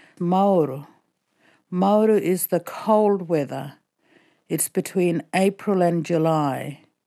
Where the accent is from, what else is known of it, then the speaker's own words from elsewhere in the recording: Fitzroy Crossing, Western Australia, Australia; I come from Fitzroy Crossing, and I'm speaking to you in my language, Bunuba.